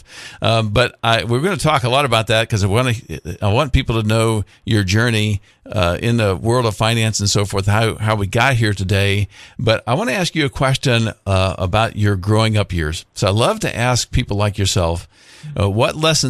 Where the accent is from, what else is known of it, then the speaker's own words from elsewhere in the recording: Mansfield, Ohio, United States; I grew up in Mansfield, Ohio.